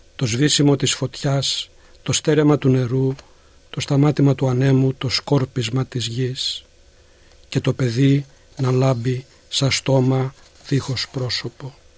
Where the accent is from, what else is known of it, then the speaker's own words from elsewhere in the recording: Gastouni, Western Greece, Greece; moved away as an adult; now in Melbourne, Australia; Γεννήθηκα στη Γαστούνη Ηλίας και μετανάστευσα στην Αυστραλία το 1974